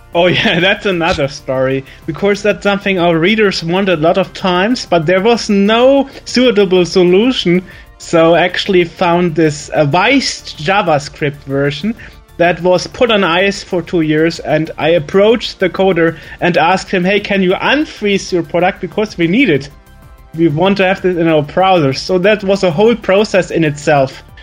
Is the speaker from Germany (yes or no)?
yes; Germany; accent: German; English is a second language; my German accent